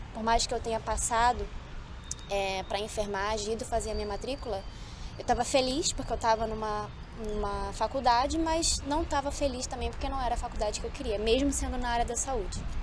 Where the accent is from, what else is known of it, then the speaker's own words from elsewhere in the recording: Rio de Janeiro, Brazil; moved away; eu sou carioca, né? Sou do Rio de Janeiro